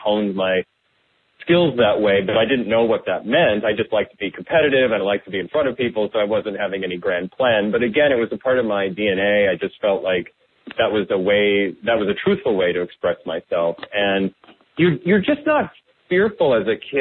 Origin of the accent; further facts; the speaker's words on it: Iowa, United States; also born or lived in Wisconsin; I grew up in the Midwest, born in Wisconsin and mostly raised in Iowa.